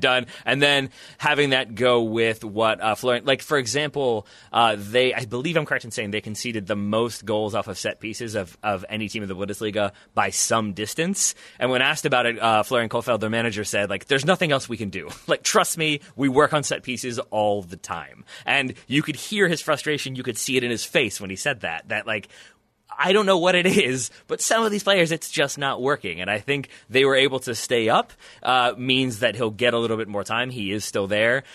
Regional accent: United States

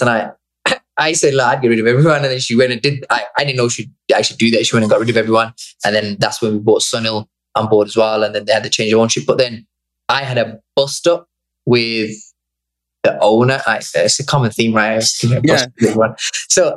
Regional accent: Bangladesh; moved away; I was born there

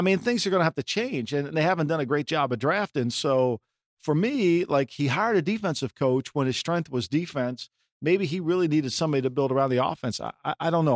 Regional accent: Ocean City, New Jersey, United States; my hometown called Ocean City, New Jersey

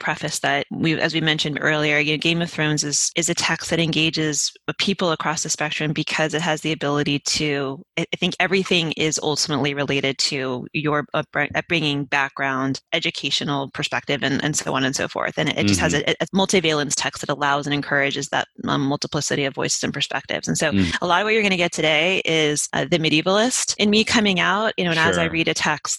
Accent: Utah, United States; accent: Utah; That's what I like to tell people when they call me out of my Utah accent.

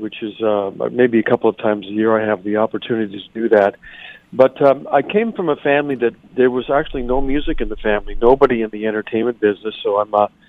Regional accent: Montreal, Quebec, Canada; moved away as an adult; now in Toronto, Canada; I'm originally from Montreal. I returned to Montreal when I got out of university

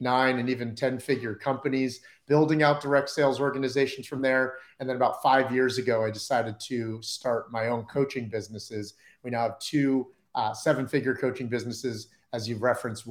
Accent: New Jersey, United States; I grew up in New Jersey, like right outside of New York, listening to Z100.

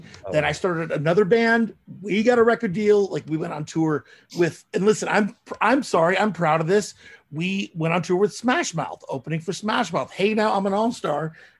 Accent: Rockford, Illinois, United States; moved away as an adult; This is like Chicago area. I was at the time I was living in Rockford.

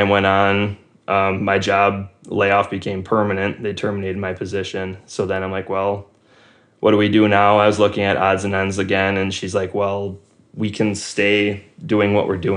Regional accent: Wisconsin, United States; I was born and raised in Wisconsin.

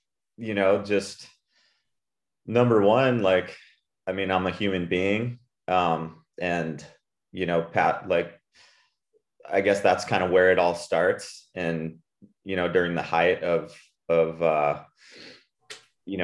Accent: Puerto Rico; Like I grew up in Puerto Rico and my wife's Australian and we were living in California for the last 5 years.

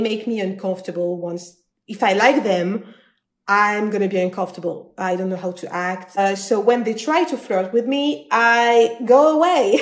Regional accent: France; English is a second language; I'm from France

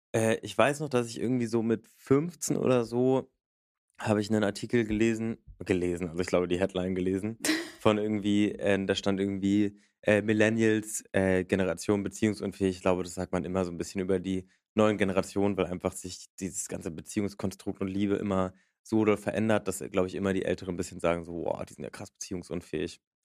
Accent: Berlin, Germany; Ich komme aus Berlin.

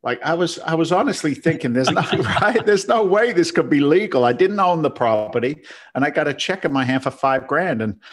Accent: London, United Kingdom; now in United States; I'm from London. Now I'm a firefighter

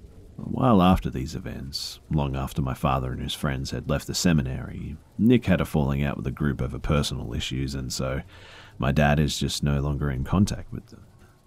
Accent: Alberta, Canada; I'm from Canada, Alberta, and that's all I can really say is I have to keep things as private as possible.

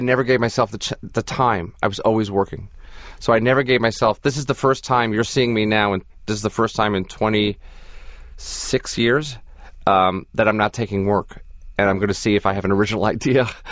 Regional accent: New York City, New York, United States; growing up in Brooklyn

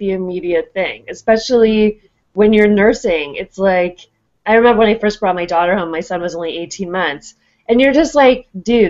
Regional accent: Berkeley, California, United States; I was raised in Berkeley by, like, a hippie

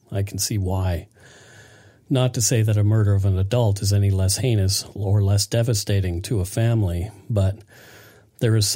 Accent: Nova Scotia, Canada; the murder of 12 year old Karissa Boudreau from my hometown in Nova Scotia, was particularly hard for us to get through.

